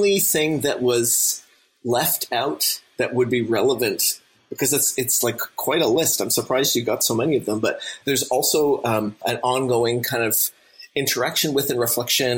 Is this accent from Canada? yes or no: yes; St. John's, Newfoundland and Labrador, Canada; as a teenager growing up in Newfoundland in St. John's